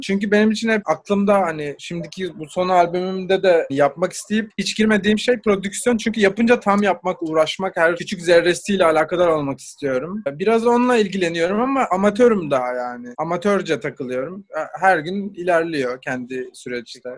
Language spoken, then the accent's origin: Turkish; İzmir, Turkey; moved away; also born or lived in Belgium / Portugal; Ben de İzmirliyim